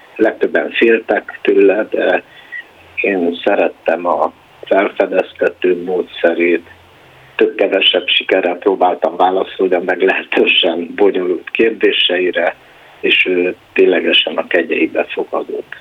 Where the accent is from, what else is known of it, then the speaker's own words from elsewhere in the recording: Cluj-Napoca, Cluj County, Romania; moved away as an adult; also born or lived in United States; now in Budapest, Hungary; a helytörténeti munkáim a kolozsvári Ságomból nőttek ki, tehát nagyon elkötelezettje vagyok a szülővárosomnak